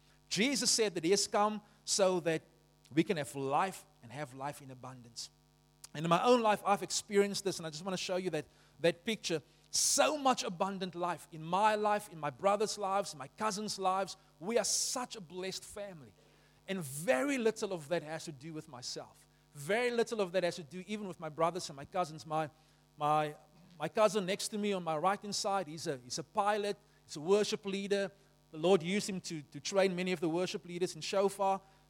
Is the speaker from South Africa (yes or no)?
yes; Beaufort West, Western Cape, South Africa; When I was born in Beaufort West, they put me in a defective incubator because the only working incubator was on the white side of the hospital, and they were not going to put a colored child in the white side of the hospital.